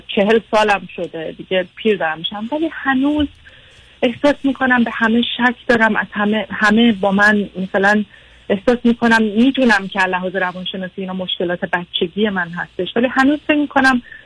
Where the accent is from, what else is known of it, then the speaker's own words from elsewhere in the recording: Iran; moved away as an adult; now in London, United Kingdom; تو ایران بزرگ شدم دانشگاه رفتم